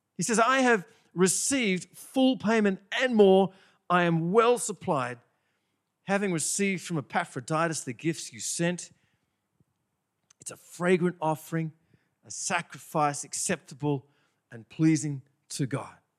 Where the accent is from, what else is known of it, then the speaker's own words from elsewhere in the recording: Bathurst, New South Wales, Australia; moved away; also born or lived in Sydney, Australia; I'm from Bathurst